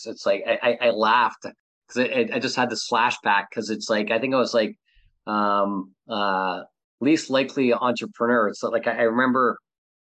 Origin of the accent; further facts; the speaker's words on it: Canada; also born or lived in Southern California; now in California, United States; I'm originally from Canada. I live in, California.